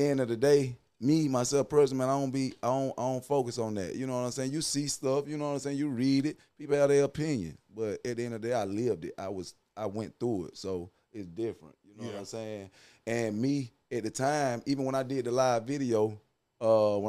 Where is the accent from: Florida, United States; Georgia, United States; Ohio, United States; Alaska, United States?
Georgia, United States; Douglas; I'm from Coffee County, Douglas, Georgia.